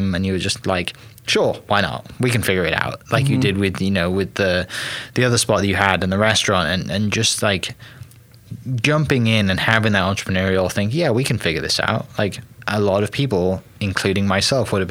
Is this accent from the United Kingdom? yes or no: yes; Wales, United Kingdom; Welsh, I'm from Wales